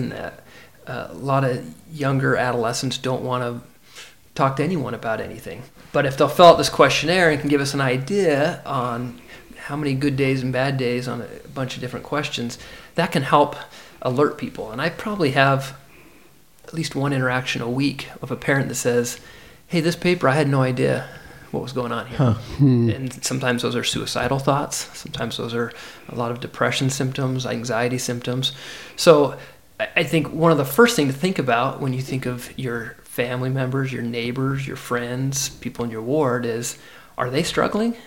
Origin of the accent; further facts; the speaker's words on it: Sandy, Utah, United States; I grew up in Sandy.